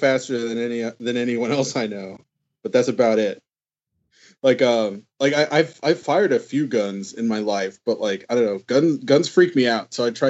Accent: Texas, United States; Well, I am from Texas, although

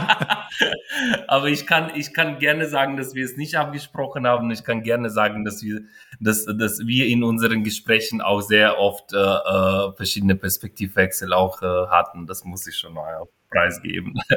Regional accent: Ukraine; now in Germany; das waren meine Erlebnisse als Kind und als Jugendliche in der Ukraine

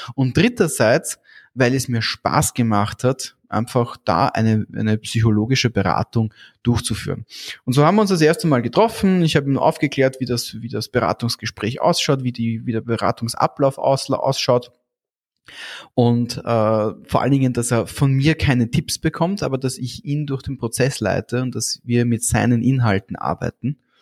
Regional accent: Austria; bei uns in Österreich

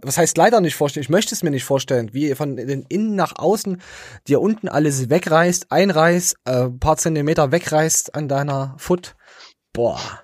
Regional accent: East Germany, Germany; als äh, äh, Ostdeutscher

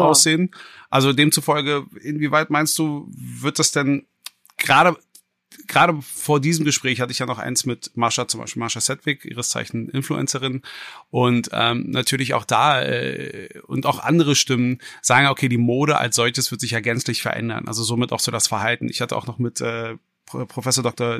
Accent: Berlin, Germany; als gebürtiger Westberliner

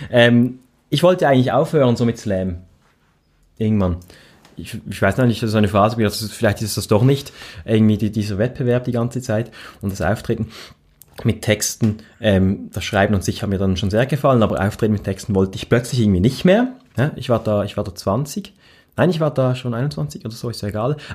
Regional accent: Reigoldswil, Basel-Landschaft, Switzerland; Also ich bin ja in Reigoldswil aufgewachsen, in, in, dem, in einem schönen, idyllischen, sehr idyllischen Dorf mit einer ähm, Gondelbahn zur Wasserfalle

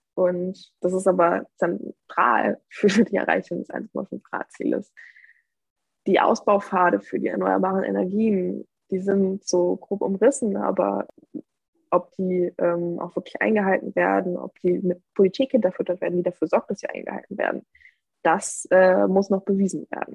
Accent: Moringen, Lower Saxony, Germany; in meiner ja, Heimatgemeinde

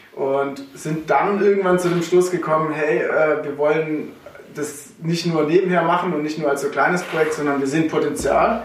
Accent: Sulz am Eck, Baden-Württemberg, Germany; also born or lived in Herrenberg / Karlsruhe; aufgewachsen in Sulz am Eck, richtig. Äh, da bin ich groß geworden

